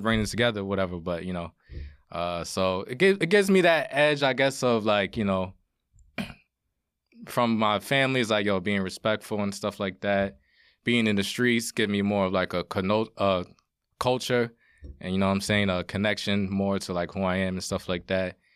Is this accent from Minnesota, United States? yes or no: no; Yonkers, New York, United States; growing up in Yonkers, in Woburn, two parents, and, uh, going to Saunders